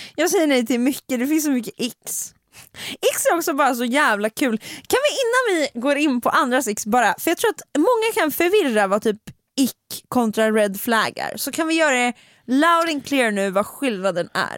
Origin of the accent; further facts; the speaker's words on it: Stockholm, Stockholm County, Sweden; jag är en stockholmare